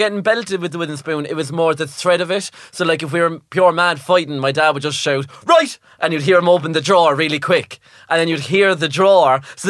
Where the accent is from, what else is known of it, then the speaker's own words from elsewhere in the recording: Ireland; now in England; I'm Irish